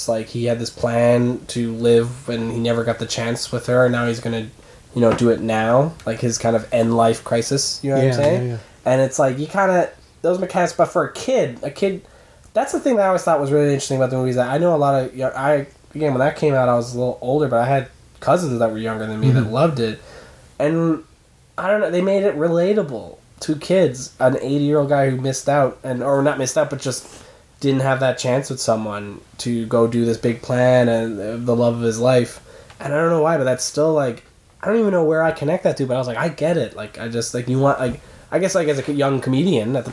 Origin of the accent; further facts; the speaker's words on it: Newfoundland and Labrador, Canada; moved away as an adult; now in Toronto, Canada; In Newfoundland, I'm from Newfoundland